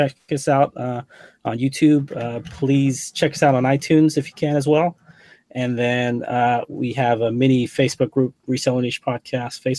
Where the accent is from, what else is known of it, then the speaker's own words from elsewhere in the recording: England, United Kingdom; now in California, United States; I'm originally from England